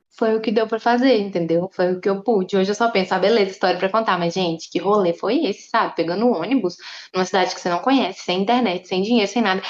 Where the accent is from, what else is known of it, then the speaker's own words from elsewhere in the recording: interior of Minas Gerais, Brazil; Eu vim do interior de Minas